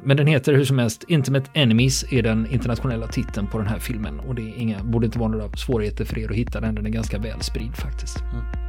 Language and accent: Swedish; Sweden; för mig som svensk